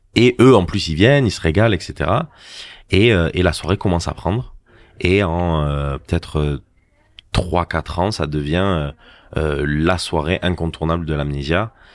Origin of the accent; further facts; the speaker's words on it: Agde, Occitania, France; je suis du Cap d'Agde. J'ai mhm. grandi au Cap d'Agde